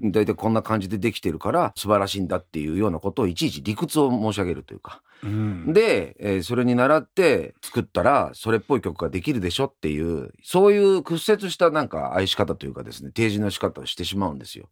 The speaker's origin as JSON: {"language": "Japanese", "region": "Yamanashi", "country": "Japan", "tie": "born or raised there", "moved": "as an adult", "lives_now": "Tokyo, Japan", "said": "一度目は大学進学と同時に、まあ、十八歳で上京してきて、で、大学終わって、ちょっと経ってから、一回山梨に戻って、で、再上京するんです"}